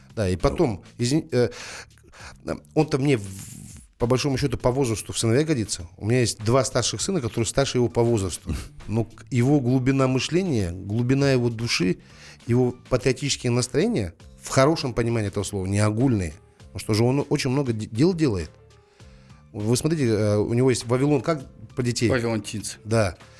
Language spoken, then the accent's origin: Russian; Almaty, Kazakhstan; Я родился в Алматы, живу в Алматы, никуда не собираюсь отсюда уезжать